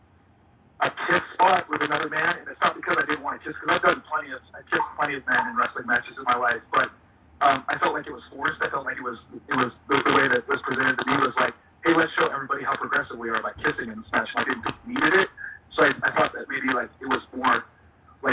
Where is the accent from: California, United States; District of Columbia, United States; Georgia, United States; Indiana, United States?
California, United States; Los Angeles; I'm from Los Angeles